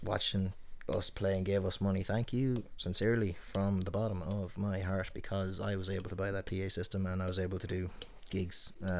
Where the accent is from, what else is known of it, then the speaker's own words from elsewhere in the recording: Tuam, Connacht, Ireland; But I try to stand out a bit. There have been times where my accent comes out when I don't intend it to.